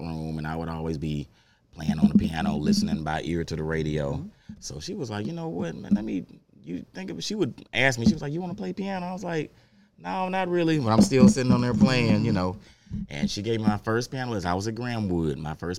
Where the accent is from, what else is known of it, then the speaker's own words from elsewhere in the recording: Memphis, Tennessee, United States; I was born in Memphis.